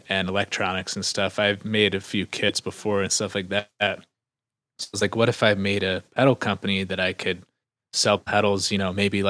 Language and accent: English; New Jersey, United States; moved away as an adult; also born or lived in Philadelphia; I grew up in New Jersey